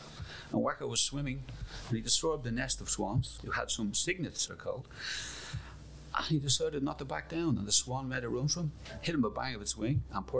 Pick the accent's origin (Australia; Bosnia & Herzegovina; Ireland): Ireland; Dublin, Leinster; Well, I come from the inner city originally, but then we got posh and we moved to Cabra West. So when I was growing up in Cabra West, right.